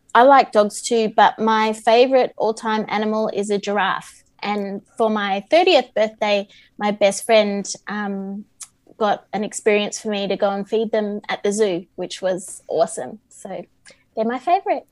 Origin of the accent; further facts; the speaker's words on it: Melbourne, Victoria, Australia; I'm from Melbourne, Victoria, in Australia